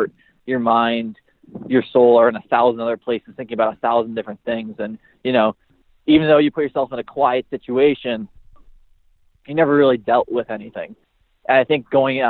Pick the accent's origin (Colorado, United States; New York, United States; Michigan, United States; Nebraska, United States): New York, United States; Buffalo; from Buffalo, New York